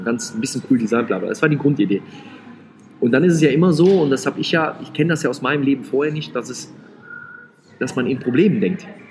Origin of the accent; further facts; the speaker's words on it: Rhineland, Germany; ich bin ja Rheinländer